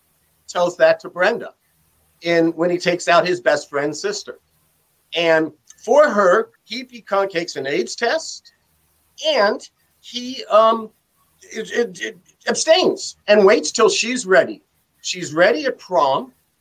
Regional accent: Beverly Hills, California, United States; because I came from Beverly Hills.

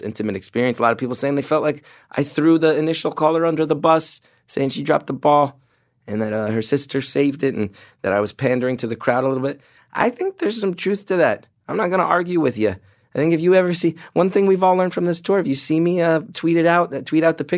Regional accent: New Jersey, United States; Jersey, my hometown.

